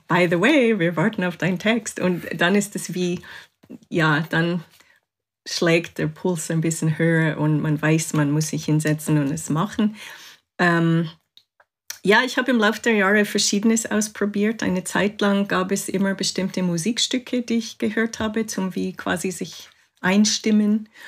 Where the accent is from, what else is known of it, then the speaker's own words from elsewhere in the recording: Canada; also born or lived in England; now in Switzerland; ich bin in Kanada aufgewachsen